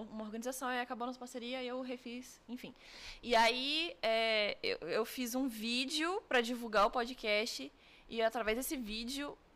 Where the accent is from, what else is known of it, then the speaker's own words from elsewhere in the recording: Brasília, Federal District, Brazil; moved away as an adult; eu sou de Brasília.